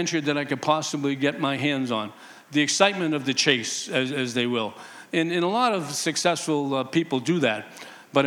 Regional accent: Boston, Massachusetts, United States; I grew up in humble beginnings in the East Boston housing projects.

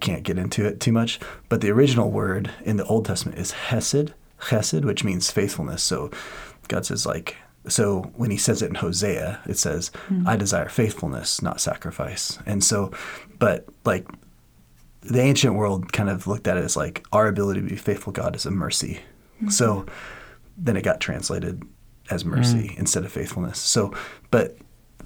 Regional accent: Washington, United States; I'm from Washington, and in Washington, like, people are crazy fanatic Seahawk fans

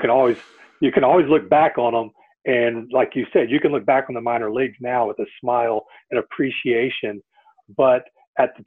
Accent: Katy, Texas, United States; I'm from the Katy area, grew up here, had a really good life

